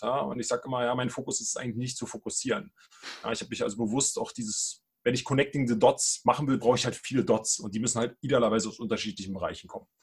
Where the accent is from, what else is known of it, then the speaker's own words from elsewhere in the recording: Brandenburg, Germany; moved away as an adult; now in Berlin, Germany; Ich bin auch gebürtiger Brandenburger, jetzt Berliner.